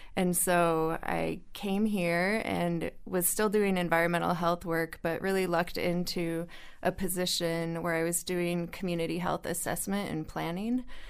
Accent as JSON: {"language": "English", "region": "northern Colorado", "country": "United States", "tie": "born or raised there", "moved": "as an adult", "lives_now": "New Mexico, United States", "said": "I grew up in Colorado"}